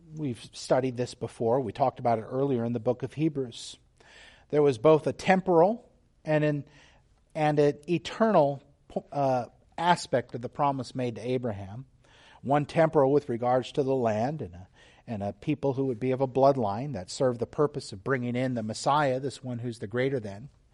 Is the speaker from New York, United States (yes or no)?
no; Texas, United States; moved away; also born or lived in Whidbey Island, Washington; I'm from Texas